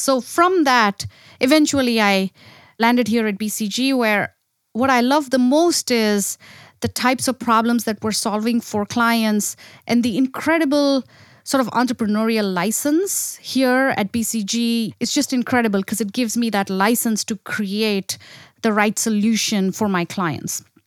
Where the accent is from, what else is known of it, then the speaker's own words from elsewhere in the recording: India; moved away; I grew up in India